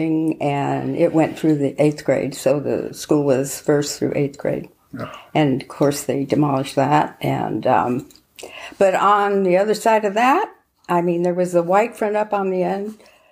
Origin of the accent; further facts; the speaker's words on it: Rocklin, California, United States; I was born on Ruhkala Road in a little house next to my grandparents' home